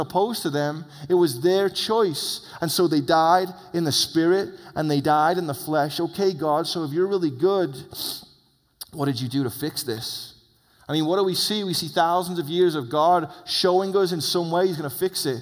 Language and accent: English; England, United Kingdom; now in United States; as an English man